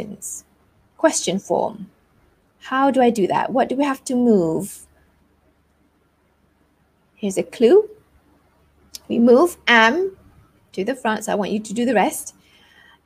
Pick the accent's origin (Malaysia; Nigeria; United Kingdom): Malaysia; I am Malaysian.